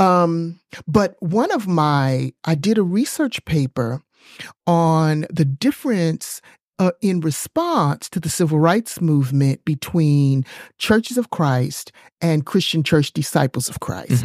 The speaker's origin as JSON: {"language": "English", "town": "New York City", "region": "New York", "country": "United States", "tie": "born or raised there", "also_born_or_lived": "East Texas", "moved": "yes", "lives_now": "Texas, United States", "said": "I grew up in New York City"}